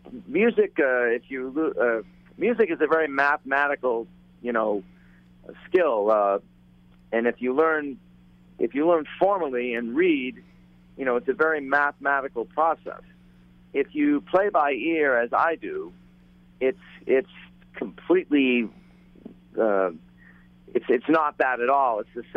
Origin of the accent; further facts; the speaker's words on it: New England, United States; I growing up in New England